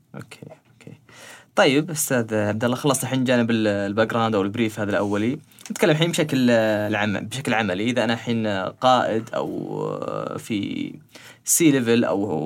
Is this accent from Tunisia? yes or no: no; Saudi Arabia; عندنا في السعوديه